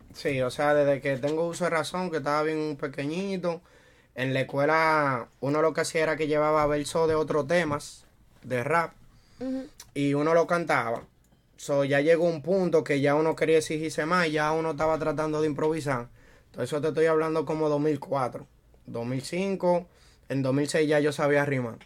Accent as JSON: {"language": "Spanish", "town": "Santo Domingo", "country": "Dominican Republic", "moved": "as an adult", "lives_now": "New York, United States", "said": "yo soy de República Dominicana, Santo Domingo. Y llegué aquí en el 2013."}